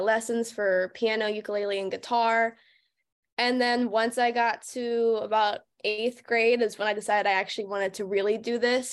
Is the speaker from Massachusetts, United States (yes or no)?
no; Pittsburgh area, Monongahela River, Pennsylvania, United States; moved away; I grew up in a super rural, like, suburban area, not even suburban, it was just a very small, small town, and I grew up right on the Monongahela River.